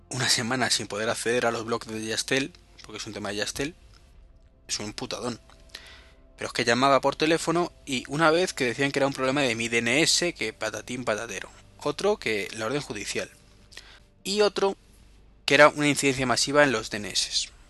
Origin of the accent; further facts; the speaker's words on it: Madrid, Community of Madrid, Spain; En Madrid, que sabéis que es donde vivo, y si no, pues os lo estoy contando ahora, soy de Madrid